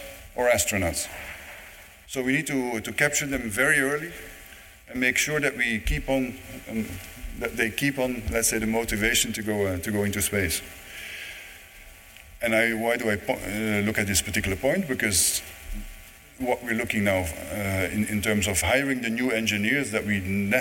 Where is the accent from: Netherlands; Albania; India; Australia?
Netherlands; also born or lived in Germany; now in Toulouse, France; I don't have a German accent. I'm not German. I'm not French. I live in Toulouse, but I'm Dutch